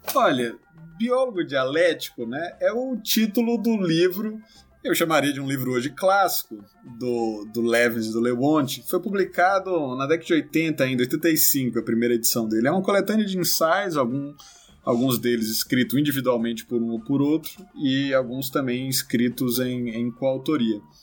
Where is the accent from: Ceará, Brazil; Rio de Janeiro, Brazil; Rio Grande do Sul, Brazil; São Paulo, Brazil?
Ceará, Brazil; sou cearense